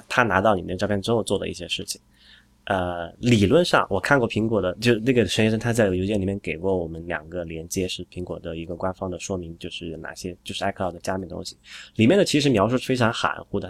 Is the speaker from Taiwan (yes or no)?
no; Sichuan, China; 我四川人嘛